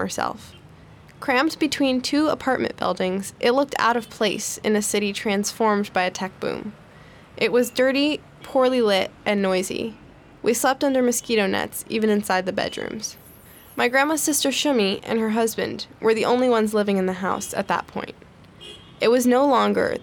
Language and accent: English; United States; accent: very American; came to America and started new families there, hence my very American accent